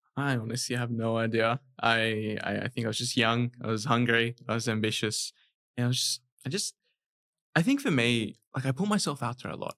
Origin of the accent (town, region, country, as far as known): Sydney, New South Wales, Australia; born or raised there; also born or lived in Dhaka, Bangladesh